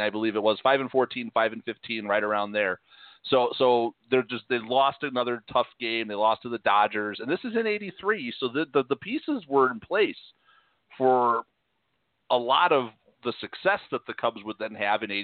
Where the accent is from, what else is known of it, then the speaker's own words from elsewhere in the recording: Chicago, Illinois, United States; moved away; I remember growing up in Chicago